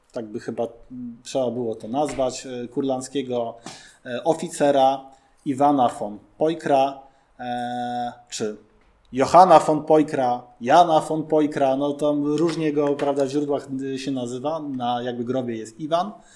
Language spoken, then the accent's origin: Polish; Warsaw, Masovian Voivodeship, Poland; my jakby warszawiacy tacy jesteśmy